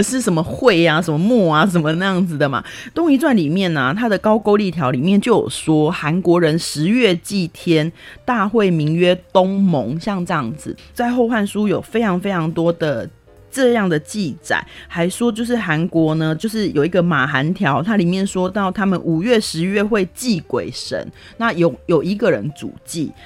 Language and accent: Chinese; Taiwan; moved away; also born or lived in South Korea; 以我是台湾人的身份